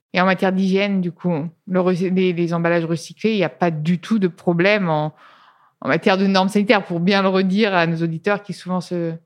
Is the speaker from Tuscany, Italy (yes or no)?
yes; Tuscany, Italy; moved away; je viens d'Italie, de, Toscane